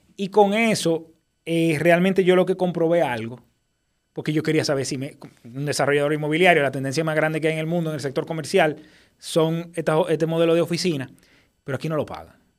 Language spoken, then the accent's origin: Spanish; Dominican Republic; tú sabes cómo somos los dominicanos